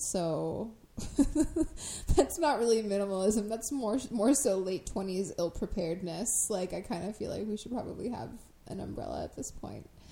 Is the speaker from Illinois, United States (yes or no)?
yes; Crystal Lake, Illinois, United States; the town that I grew up in in Crystal Lake